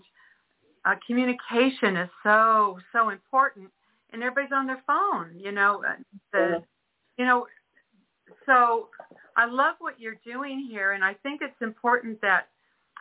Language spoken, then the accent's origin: English; Redondo Beach, California, United States; my hometown, which was Redondo Beach, California